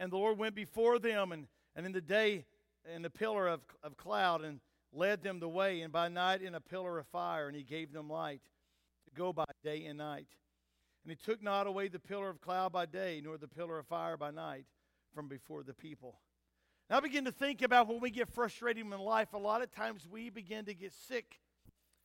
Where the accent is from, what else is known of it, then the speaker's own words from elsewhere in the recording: United States; as an American